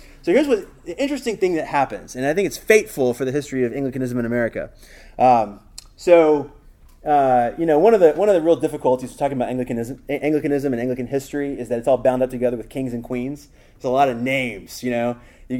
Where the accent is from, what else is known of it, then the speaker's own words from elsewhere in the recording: Atlanta, Georgia, United States; now in Texas, United States; I'm really not from anywhere. I'm from Atlanta, but my family's not from Atlanta, you know, so I'm not really from Atlanta. So I'm now from Texas. I'm grafted in.